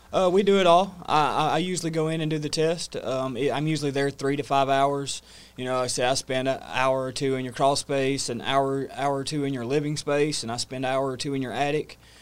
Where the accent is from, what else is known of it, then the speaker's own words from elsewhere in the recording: North Georgia, United States; moved away as an adult; now in New River Valley, Virginia, United States; born and raised in North Georgia